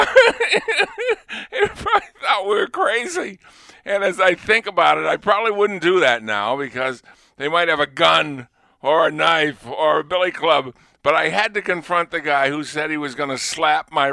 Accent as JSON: {"language": "English", "town": "Lunenburg", "region": "Massachusetts", "country": "United States", "said": "I was from Lunenburg"}